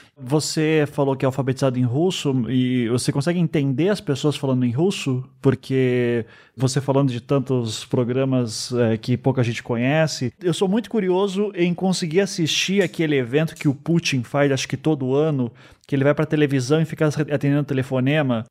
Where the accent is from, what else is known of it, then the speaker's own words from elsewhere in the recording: Curitiba, Paraná, Brazil; also born or lived in Recife; Eu nasci em Recife, mas fui criado em Curitiba